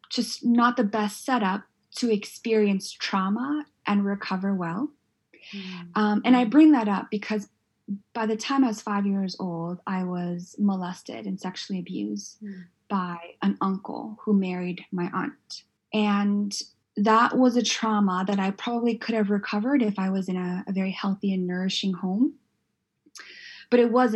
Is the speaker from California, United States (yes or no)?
yes; San Diego, California, United States; moved away; I grew up in Southeast San Diego